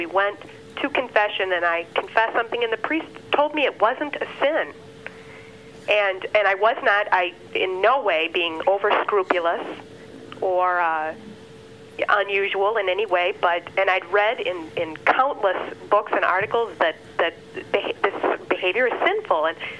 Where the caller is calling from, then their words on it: Milwaukee, Wisconsin, United States; I'm from Milwaukee, Wisconsin.